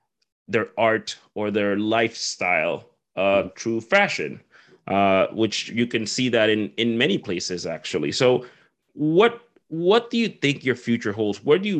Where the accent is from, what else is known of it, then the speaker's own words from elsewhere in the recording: Halifax, Nova Scotia, Canada; where are you from? Oh, right. I'm from Halifax. No, where are you really from?